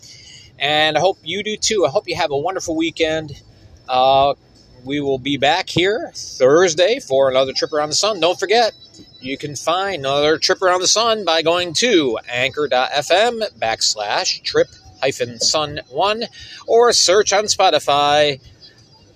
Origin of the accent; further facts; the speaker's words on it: Binghamton, New York, United States; now in northeastern Pennsylvania, United States; my hometown of Binghamton, New York